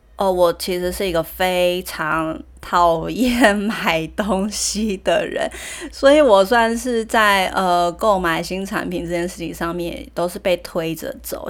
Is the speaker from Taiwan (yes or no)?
yes; Taiwan; also born or lived in Germany; 我就是从大学毕业，然后出国念书回来台湾